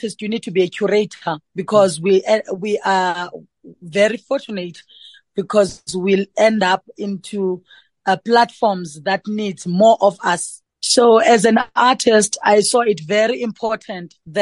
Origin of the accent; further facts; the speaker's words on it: rural Eastern Cape, South Africa; moved away; also born or lived in Johannesburg; growing up from the rural areas of Namakwa in the Eastern Cape, finding my way to Johannesburg.